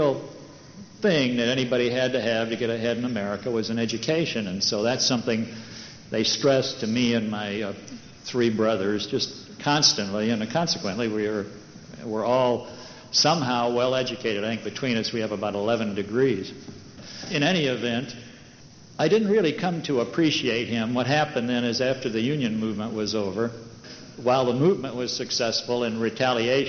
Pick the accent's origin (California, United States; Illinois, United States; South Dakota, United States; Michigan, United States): Michigan, United States; Detroit; I was born in Detroit, and in what today would be called a black and Polish ghetto